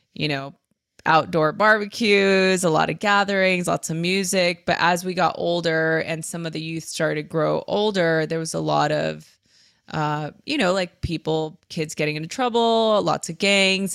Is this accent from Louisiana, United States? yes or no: no; Los Angeles, California, United States; I grew up in East LA. Uh, I was born and raised Los Angeles.